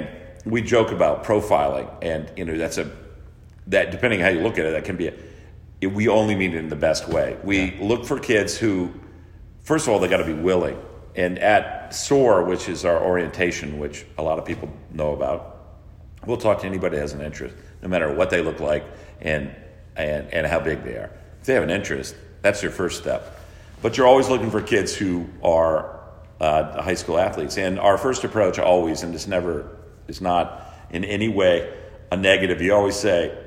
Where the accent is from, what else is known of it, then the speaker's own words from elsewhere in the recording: California, United States; moved away as an adult; also born or lived in Texas; now in Madison, United States; I was from California